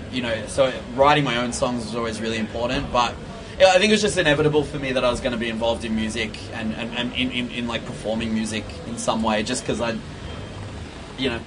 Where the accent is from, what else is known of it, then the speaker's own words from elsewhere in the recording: Victoria, Australia; because you know punk and hardcore and metal was ultimately the reason that I learnt to kind of leave my hometown and you know explore other places